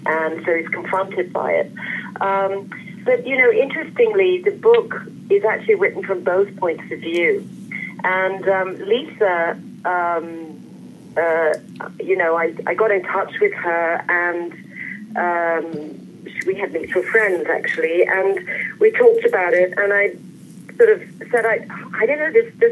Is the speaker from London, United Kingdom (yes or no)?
yes; London, United Kingdom; I was born and raised in London